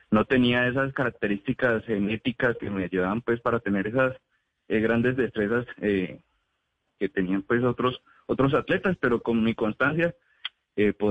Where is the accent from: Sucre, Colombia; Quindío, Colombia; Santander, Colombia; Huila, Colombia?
Huila, Colombia; Neiva; now in Pereira, Colombia; como soy oriundo de la ciudad de Neiva, yo nací en Neiva, nosotros con mi familia siempre solemos pasar las vacaciones, solíamos pasar las vacaciones allá de mitad de año y diciembre